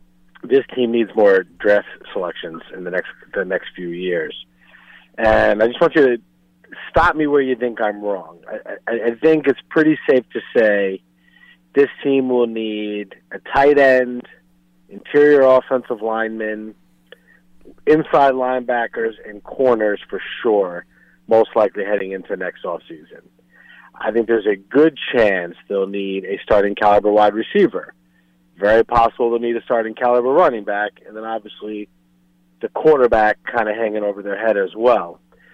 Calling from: Queens, New York, United States; Hey, guys, it's … in Queens.

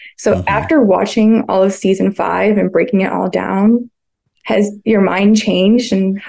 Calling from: Bloomington, Indiana, United States; I'm currently in Bloomington, Indiana.

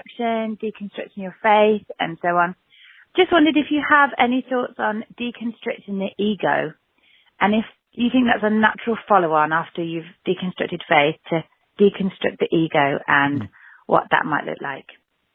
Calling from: Stratford-upon-Avon, West Midlands, United Kingdom; I'm calling from Stratford-upon-Avon in England.

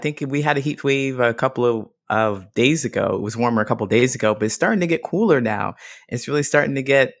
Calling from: Chicago, Illinois, United States; I'm in Chicago, Illinois.

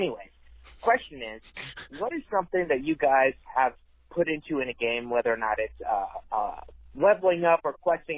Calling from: Tennessee, United States; calling from Tennessee.

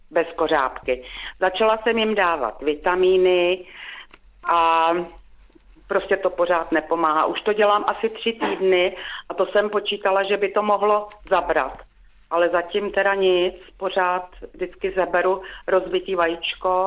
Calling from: South Bohemian Region, Czechia; Eh, jsem z Jižních Čech a mám dotaz eh, tradiční na slepičky.

